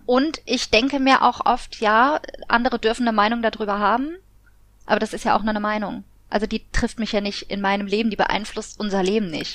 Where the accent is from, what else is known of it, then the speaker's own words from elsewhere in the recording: Koblenz, Rhineland-Palatinate, Germany; in Koblenz, also da wo ich herkomme, in der Heimatstadt